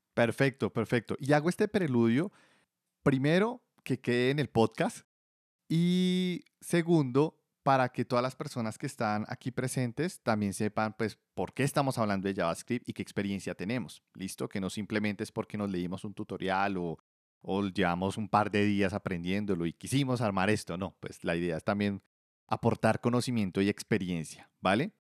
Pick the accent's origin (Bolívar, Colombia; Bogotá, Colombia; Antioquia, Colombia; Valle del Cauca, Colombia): Bogotá, Colombia; accent: rolo; yo soy, pues, rolo prácticamente toda la vida viviendo en Bogotá